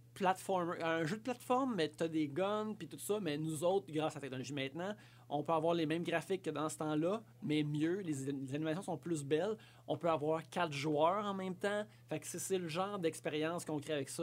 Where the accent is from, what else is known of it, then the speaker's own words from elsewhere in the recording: La Sarre, Quebec, Canada; J'ai grandi à Lassar, en Abitibi-Ouest